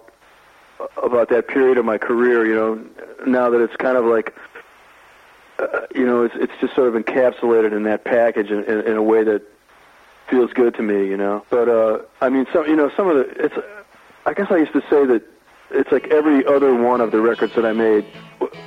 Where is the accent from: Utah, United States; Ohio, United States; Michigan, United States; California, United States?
Michigan, United States; Detroit; moved away as an adult; also born or lived in New York; I grew up in the Detroit area